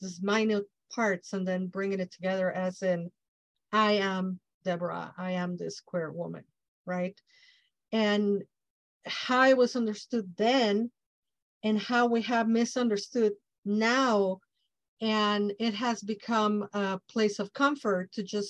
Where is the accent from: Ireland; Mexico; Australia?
Mexico; English is a second language; I'm Mexican from Mexico